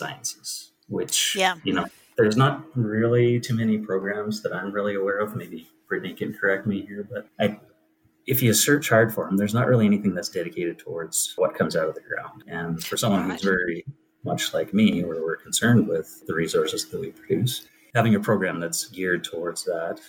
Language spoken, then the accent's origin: English; Calgary, Alberta, Canada; I am from Calgary, Alberta